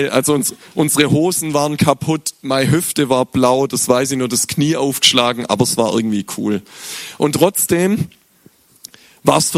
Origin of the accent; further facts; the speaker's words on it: Glatten, Baden-Württemberg, Germany; now in Schopfloch, Germany; aber meine Eltern, ich komme aus, aus Glatten und da geht so, das ist so fünf, sechs Kilometer weg und es geht nur den Berg runter eigentlich.